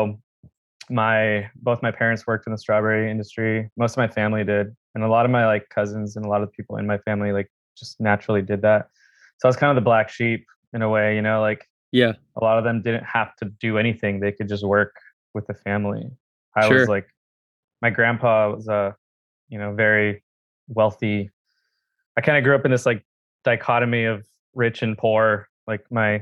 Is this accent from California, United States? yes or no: yes; Watsonville, California, United States; I grew up in a town called Watsonville, which is like, it's like the ghetto of San Diego.